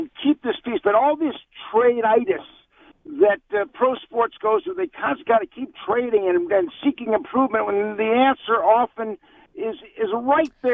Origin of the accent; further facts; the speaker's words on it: Detroit, Michigan, United States; now in Los Angeles, United States; I'm a born and bred in Detroit, but then I moved to L.A. as a younger guy